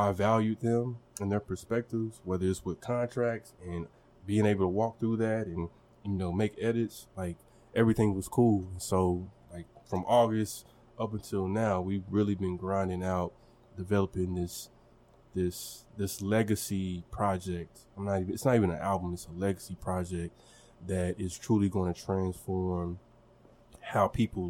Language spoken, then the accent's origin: English; Longview, Texas, United States; moved away as an adult; also born or lived in Oklahoma; now in Tulsa, United States; the similarities I see between my hometown of Longview, Texas and Tulsa. It's a big country city where everybody knows everybody.